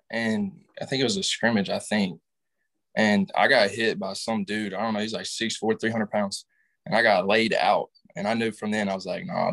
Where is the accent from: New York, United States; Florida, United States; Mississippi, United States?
Mississippi, United States; Southaven; I'm from South Haven, Mississippi. Grew up in South Haven